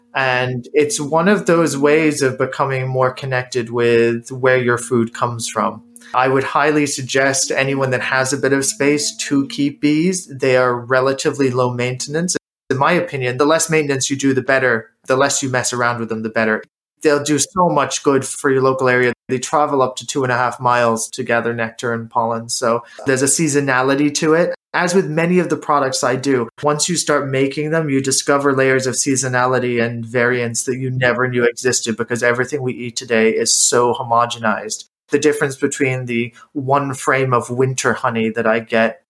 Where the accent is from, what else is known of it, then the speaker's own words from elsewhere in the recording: United States; moved away as an adult; also born or lived in Ireland; now in Winchester, United Kingdom; I grew up in the States through university